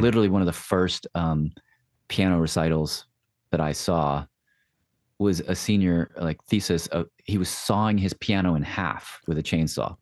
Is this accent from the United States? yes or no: yes; Nashville, Tennessee, United States; moved away; Nashville's my hometown